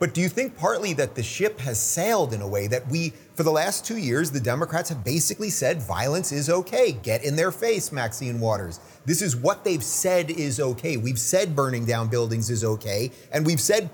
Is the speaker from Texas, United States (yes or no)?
no; New York, United States; moved away; I grew up in, or most of my adult life, I was living in New York City, and I grew up in New York.